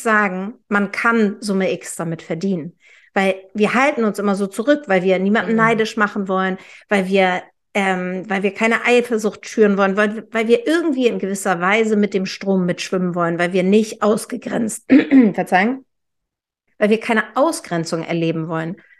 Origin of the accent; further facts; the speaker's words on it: Hamburg, Germany; Ich bin ja Hamburgerin